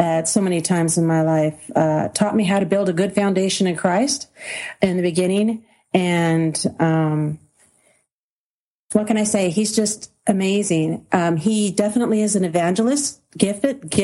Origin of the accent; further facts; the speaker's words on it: Southern California, United States; moved away as an adult; And I thought I had the typical childhood that everybody would have in Southern California, raised in a middle-class neighborhood.